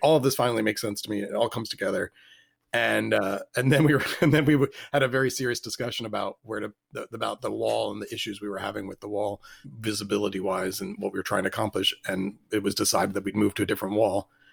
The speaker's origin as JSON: {"language": "English", "town": "Richmond", "region": "Virginia", "country": "United States", "tie": "born or raised there", "said": "I grew up in Richmond"}